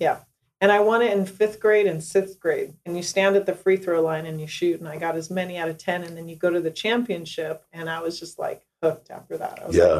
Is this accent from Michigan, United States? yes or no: no; California, United States; San Luis Obispo County.